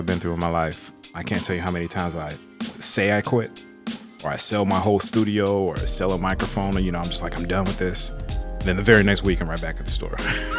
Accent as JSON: {"language": "English", "town": "Detroit", "region": "Michigan", "country": "United States", "moved": "yes", "said": "my family, we came from the Motor City, from Detroit."}